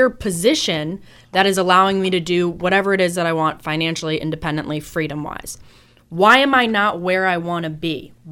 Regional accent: Boston, Massachusetts, United States; Listen, I'm from Boston, so my driving style

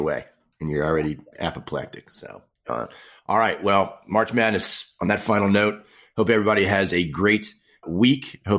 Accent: Maryland, United States; my home state of Maryland.

